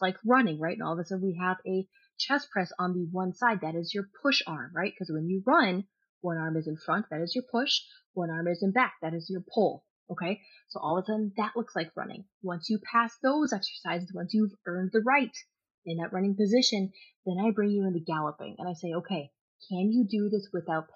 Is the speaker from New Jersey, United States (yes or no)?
no; Kentucky, United States; I grew up in Kentucky.